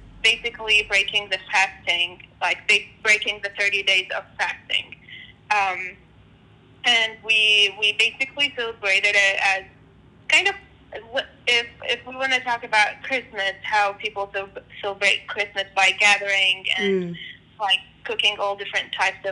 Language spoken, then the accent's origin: English; Jordan; moved away as an adult; also born or lived in Iraq (ancestry); now in United States; I am originally Iraqi, but born and raised in Jordan, moved to United States 6 years ago